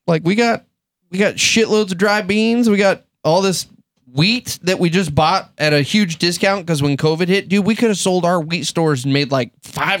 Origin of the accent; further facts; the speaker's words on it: United States; as an American